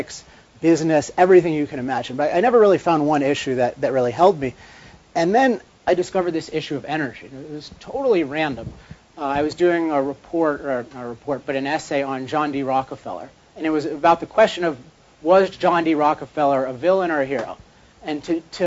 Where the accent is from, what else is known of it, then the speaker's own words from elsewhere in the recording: Chevy Chase, Maryland, United States; now in California, United States; I grew up in Maryland at a place called Chevy Chase, Maryland